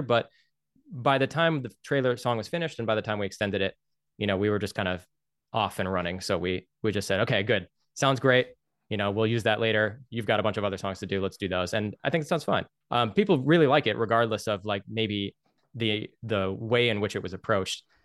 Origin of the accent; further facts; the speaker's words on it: United States; as an American working a lot with, like, American companies